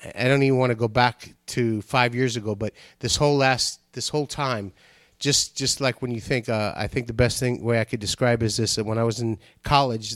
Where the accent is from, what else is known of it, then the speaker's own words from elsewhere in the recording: Nigeria; now in United States; I was born in Nigeria